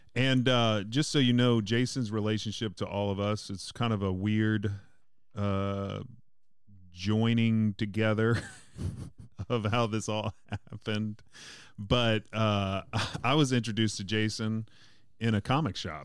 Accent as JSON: {"language": "English", "town": "Mandeville", "region": "Louisiana", "country": "United States", "said": "I'm from Mandeville"}